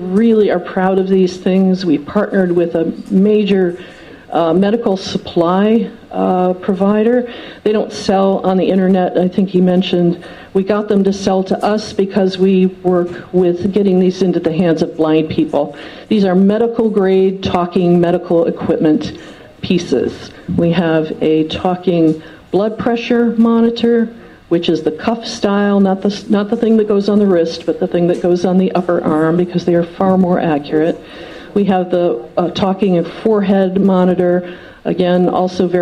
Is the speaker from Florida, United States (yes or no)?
no; outside of Detroit, Michigan, United States; I grew up outside of Detroit